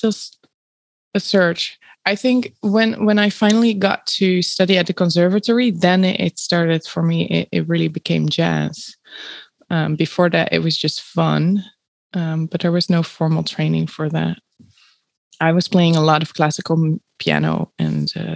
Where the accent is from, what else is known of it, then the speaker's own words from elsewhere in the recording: Netherlands; I grew up in the Netherlands